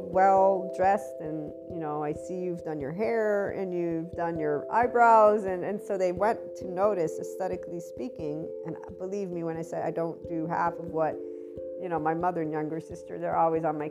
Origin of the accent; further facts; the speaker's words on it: United States; also born or lived in Southern Italy; I'm an American and Italian, I'm bicultural, but I have primarily American schooling, so that's my predominant culture